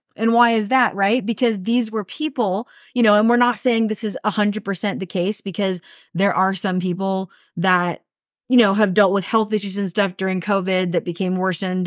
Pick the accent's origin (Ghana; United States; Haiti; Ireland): United States; as Americans